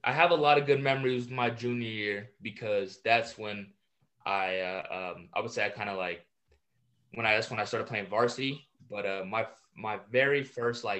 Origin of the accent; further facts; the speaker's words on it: San Diego, California, United States; I'm from San Diego